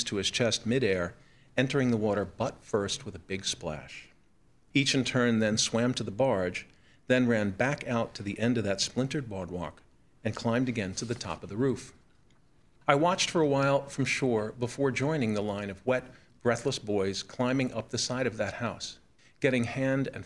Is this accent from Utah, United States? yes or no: no; New York City, New York, United States; I grew up in New York City's borough of Queens, surrounded by water, in an island town called Broad Channel.